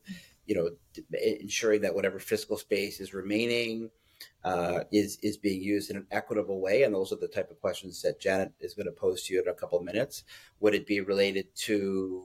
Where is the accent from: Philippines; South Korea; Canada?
Canada; as a Canadian